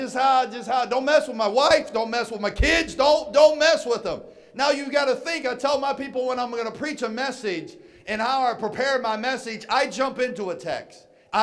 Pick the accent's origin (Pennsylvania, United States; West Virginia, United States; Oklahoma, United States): West Virginia, United States; moved away as an adult; also born or lived in Atlanta, Georgia; I'm born and raised in West Virginia